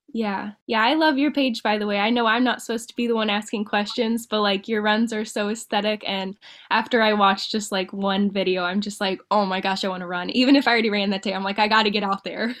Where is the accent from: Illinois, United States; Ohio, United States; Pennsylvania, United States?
Ohio, United States; Dayton; now in Perrysburg, United States; I'm from Dayton, Ohio, and I'm living up like near Perrysburg, Toledo area right now